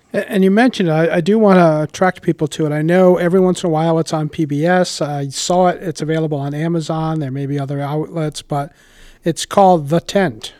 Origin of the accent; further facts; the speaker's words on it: Warwick, Rhode Island, United States; I grew up in Warwick